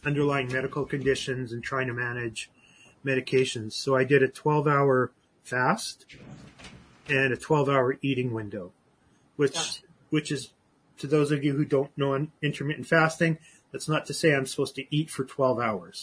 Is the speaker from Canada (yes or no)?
yes; Canada; I'm Canadian.